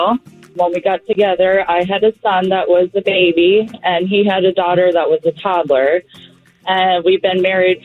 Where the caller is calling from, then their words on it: Palm Bay, Florida, United States; I'm calling from Palm Bay, Florida.